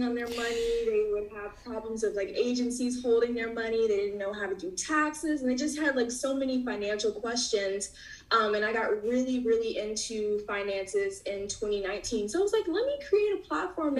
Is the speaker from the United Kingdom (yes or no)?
no; North Carolina, United States; now in Brooklyn, United States; But I'm based in Brooklyn, New York, originally from Brooklyn, but I was raised in North Carolina